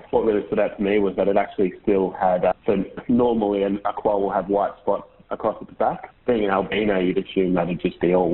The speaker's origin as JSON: {"language": "English", "region": "Queensland", "country": "Australia", "tie": "born or raised there", "said": "I grew up in Queensland actually"}